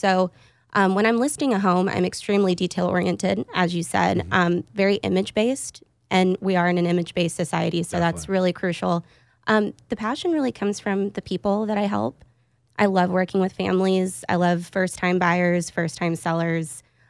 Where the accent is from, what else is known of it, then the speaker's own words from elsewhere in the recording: Austin, Texas, United States; But I'm actually an Austin native. I grew up here over in Lakeway.